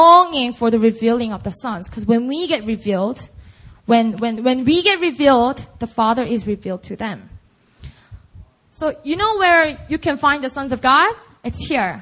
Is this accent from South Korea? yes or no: yes; Busan, South Korea; first language Korean; English is a second language; moved away as an adult; I just grew up in Busan, and Busan only